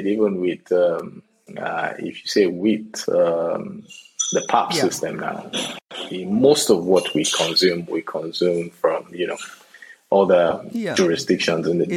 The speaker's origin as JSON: {"language": "English", "country": "Nigeria", "said": "I'm a Nigerian"}